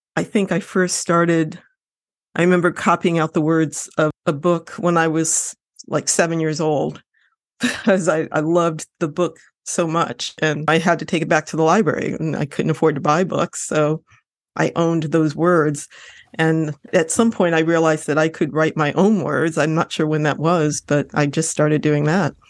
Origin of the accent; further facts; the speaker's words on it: Lorain, Ohio, United States; I grew up in Ohio, I grew up in Lorraine, Ohio